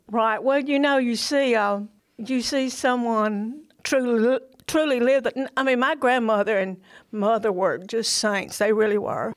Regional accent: Decatur, Alabama, United States; also born or lived in Lawrence County, Alabama / Tuscaloosa, Alabama / Mississippi / New Orleans, Louisiana; I'm from Decatur, Alabama.

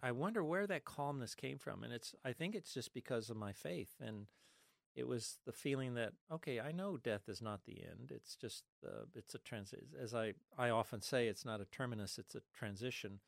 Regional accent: Los Angeles, California, United States; I was born in East L A in the middle of the Mexican barrio. I'm Mexican, Spanish, Cuban, with a little bit of Austrian. And so growing up in the Mexican barrio of East L

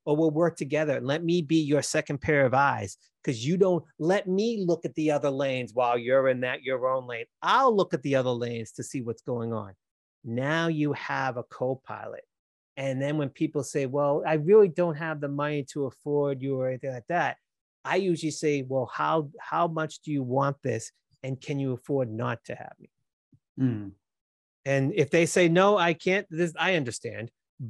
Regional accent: Massachusetts, United States; accent: Boston; That's how it is. I can't change my accent. It is what it is.

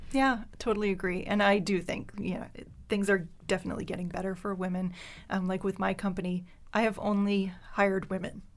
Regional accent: Pubnico, Nova Scotia, Canada; first language French; English is a second language; moved away as an adult; also born or lived in Halifax / Moncton; raised in Pubnico, which is in Yarmouth County, um, uh, Acadian community. So French is my first language.

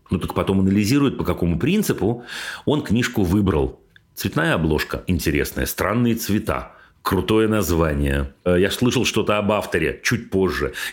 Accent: Belgorod, Belgorod Oblast, Russia; А еще потому, что мы сами из Белгорода, а дача у нас в 15 километрах от границы с Харьковской областью, и довольно часто слышны запуски ракет и все такое

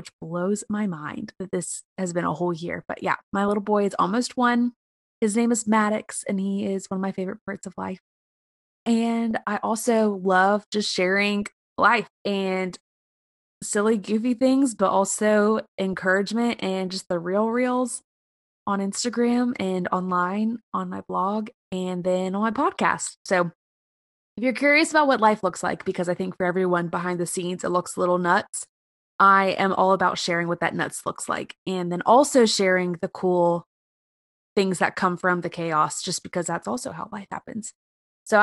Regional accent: South Carolina, United States; moved away; I am born and raised a Carolina girl. I grew up in South Carolina

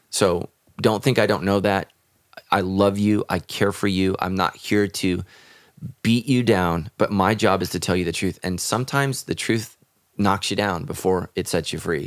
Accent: United States; as Americans

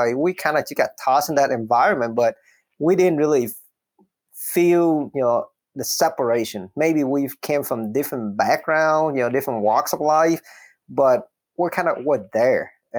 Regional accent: Minnesota, United States; English is a second language; So growing up in Minnesota, I remember when I first got there, I didn't really speak English, right?

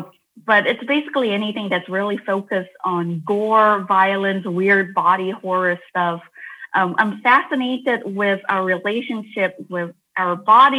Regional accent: Malaysia; growing up in Malaysia

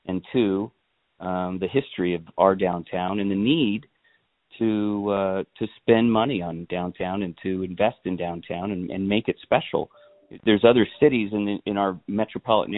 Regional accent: Chandler, Arizona, United States; also born or lived in Tempe; it's my hometown

